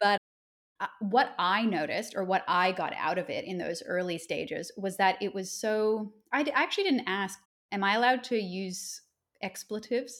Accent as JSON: {"language": "English", "region": "Nova Scotia", "country": "Canada", "tie": "born or raised there", "moved": "as an adult", "lives_now": "Australia", "said": "I grew up in Nova Scotia"}